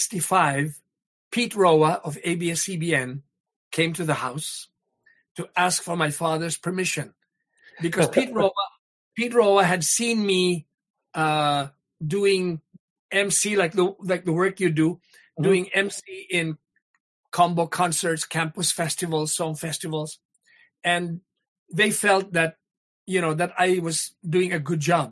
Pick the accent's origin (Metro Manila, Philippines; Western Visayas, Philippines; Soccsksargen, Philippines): Western Visayas, Philippines; Iloilo City; moved away; also born or lived in Negros; In Iloilo. I grew up in Iloilo